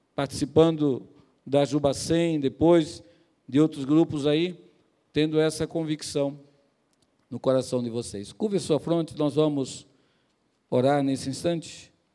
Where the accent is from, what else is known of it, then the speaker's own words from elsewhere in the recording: Pernambuco, Brazil; moved away; lá no meu estado, lá em Pernambuco